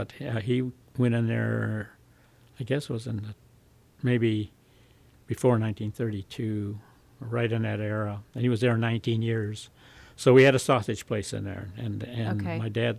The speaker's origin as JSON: {"language": "English", "region": "Southern California", "country": "United States", "tie": "born or raised there", "also_born_or_lived": "North Hollywood, California / San Fernando, California / Santa Rosa, California / Germany", "said": "I was born in Hollywood, California."}